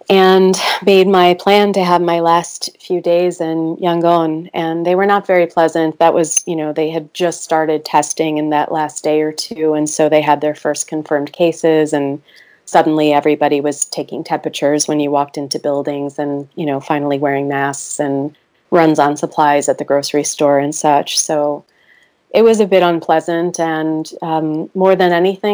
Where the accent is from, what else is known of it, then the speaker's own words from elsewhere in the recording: Chicago, Illinois, United States; moved away as an adult; also born or lived in Myanmar; here in my hometown, a suburb of Chicago